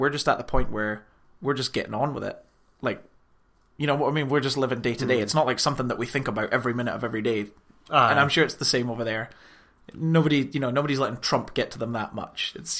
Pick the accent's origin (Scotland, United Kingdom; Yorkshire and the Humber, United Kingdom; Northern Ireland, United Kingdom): Scotland, United Kingdom; Aberdeen; I'm from Aberdeen